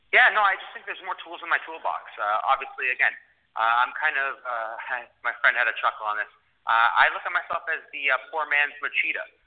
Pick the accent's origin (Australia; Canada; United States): Canada; I'm Canadian